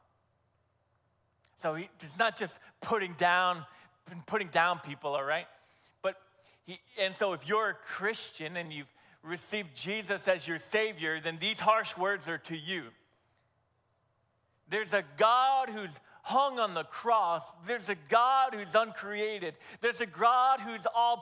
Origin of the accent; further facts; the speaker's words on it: New Hampshire, United States; over my years of growing up in New Hampshire